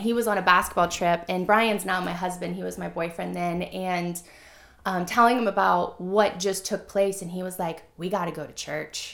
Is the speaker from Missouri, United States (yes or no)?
yes; Missouri, United States; I grew up in Missouri. It's the Bible Belt, right?